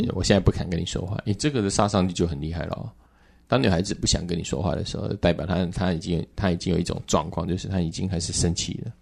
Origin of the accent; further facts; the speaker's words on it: southern Taiwan, Taiwan; now in Taipei, Taiwan; 我是南部的小孩，本来刚开始我来台北